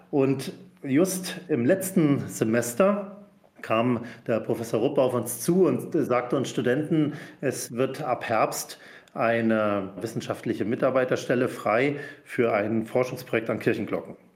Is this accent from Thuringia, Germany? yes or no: no; Rügen, Mecklenburg-Vorpommern, Germany; now in Füssen, Germany; gefunden und bin schließlich in Füssen gelandet, also 1000 Kilometer weg von der Heimat.